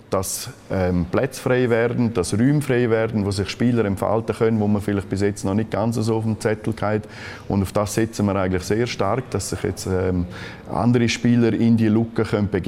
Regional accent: Graubünden, Switzerland; Graubünden ist natürlich absolut meine Heimat. Der Kanton hat mich geprägt und darum ist es für mich wunderschön

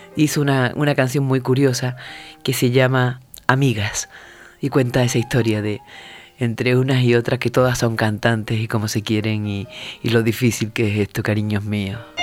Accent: Huelva, Andalusia, Spain; soy de Huelva

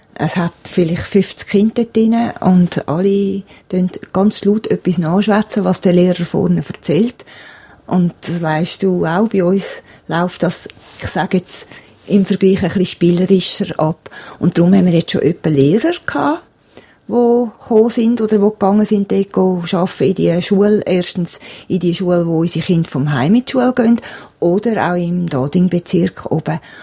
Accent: Lenzerheide, Graubünden, Switzerland; die Schweiz, also Lenzerheide, ist wirklich meine Heimat

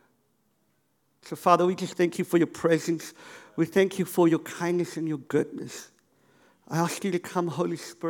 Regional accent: Cape Town, Western Cape, South Africa; I grew up in Cape Town

